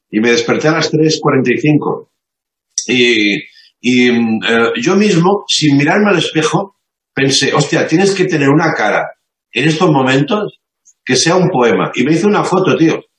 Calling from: Madrid, Community of Madrid, Spain; de Madrid.

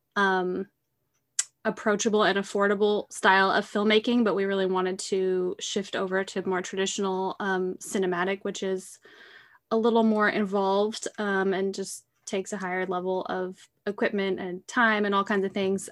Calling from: Eugene, Oregon, United States; I'm calling in from Eugene, Oregon

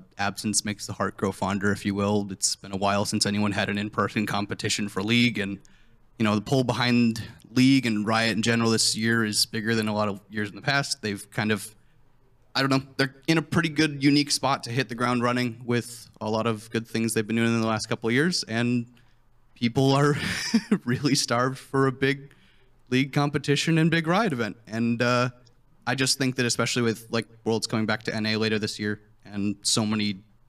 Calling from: Buffalo, New York, United States; Buffalo, New York.

